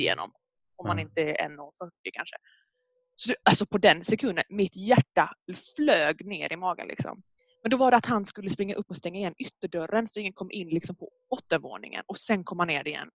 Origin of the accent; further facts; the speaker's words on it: Skåne, Sweden; accent: mixed Skåne and Norrland; jag är från Skåne men min pappa är från Umeå, Norrland, så min dialekt är himla blandad